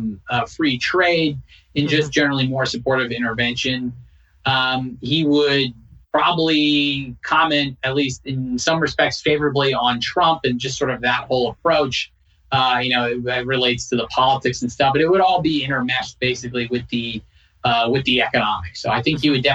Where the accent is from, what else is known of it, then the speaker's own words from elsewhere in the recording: New Jersey, United States; moved away; I'm from New Jersey, so not that far away